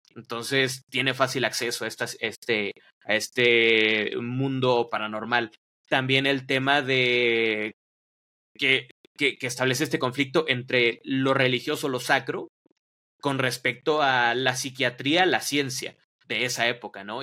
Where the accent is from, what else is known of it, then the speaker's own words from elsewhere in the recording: Mexico; aquí en, en, en, México, perdón, porque no soy de Ciudad de México